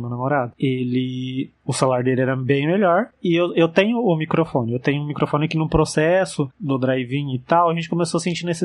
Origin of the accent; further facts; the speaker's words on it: interior of São Paulo, Brazil; do interior de São Paulo.